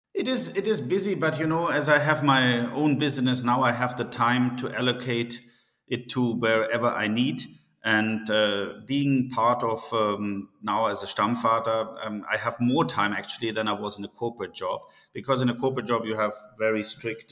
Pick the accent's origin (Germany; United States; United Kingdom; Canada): Germany; Munich, Bavaria; moved away as an adult; also born or lived in Singapore / Middle East; I'm born and raised in Munich, Germany